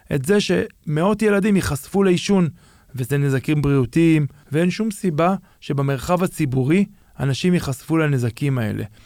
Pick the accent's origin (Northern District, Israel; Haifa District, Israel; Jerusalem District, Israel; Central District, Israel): Jerusalem District, Israel; Jerusalem; נולדתי בשוק, מה שנקרא, גדלתי בשוק, ההורים שלי היה להם חנות בשוק